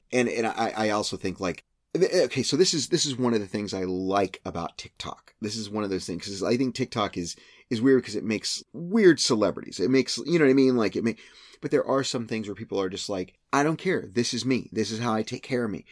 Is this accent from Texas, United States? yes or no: yes; San Antonio, Texas, United States; growing up in San Antonio in the eighties, seventies, and eighties